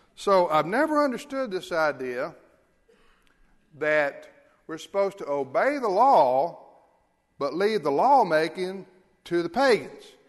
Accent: United States; as Americans, as American Christians

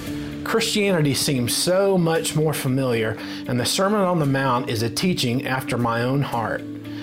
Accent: Egypt; I was born in Egypt to a Muslim family.

